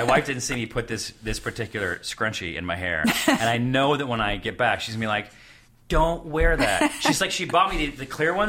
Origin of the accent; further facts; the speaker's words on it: Syracuse, New York, United States; moved away; I'm from Syracuse, New York.